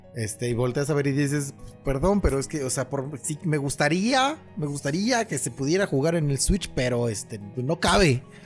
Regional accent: Mexico; como muy mexicano

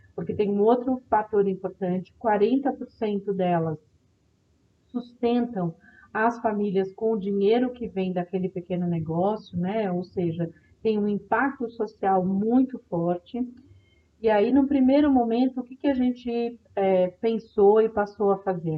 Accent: Brazil; como brasileiros e brasileiras que vivem nesse país

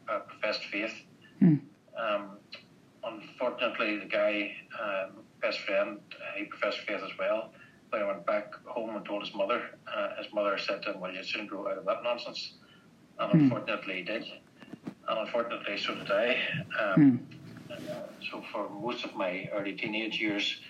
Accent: Northern Ireland, United Kingdom; moved away as an adult; now in Australia; I was born and bred in Northern Ireland.

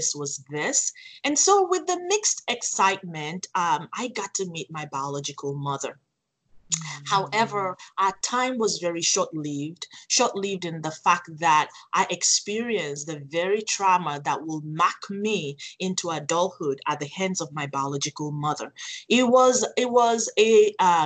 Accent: Nigeria; also born or lived in Phoenix, Arizona; now in United States; I was sent to Nigeria, Africa, to be raised by my paternal grandparents.

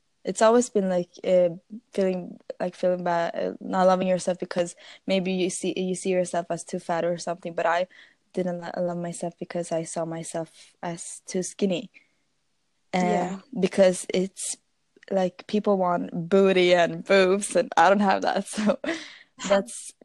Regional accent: Sweden; English is a second language; And my English is really bad because I'm from Sweden

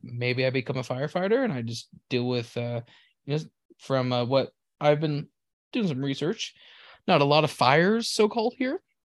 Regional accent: California, United States; moved away; I'm from California too. I used to work for P G and E.

